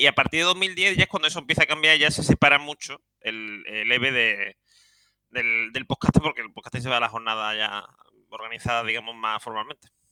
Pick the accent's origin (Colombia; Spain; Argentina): Spain; Seville, Andalusia; soy un sevillano